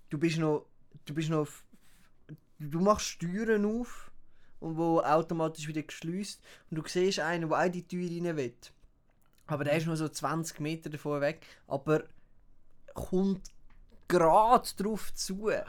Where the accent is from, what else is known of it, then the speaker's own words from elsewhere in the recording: Uruguay; German is a second language; moved away; ich bin, ich bin ursprünglich bin ich eigentlich aus Uruguay.